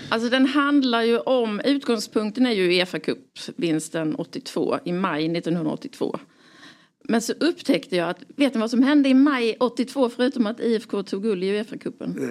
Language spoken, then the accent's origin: Swedish; Skåne, Sweden; now in Stockholm, Sweden; jag är från Skåne